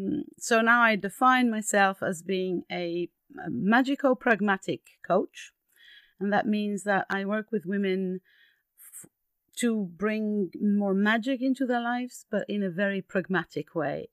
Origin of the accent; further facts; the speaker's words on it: France; English is a second language; also born or lived in Greece; I am Greek. I was born in Greece and all my mother heritage is Greek, but my father heritage comes from Switzerland. I've actually lived all my life in France.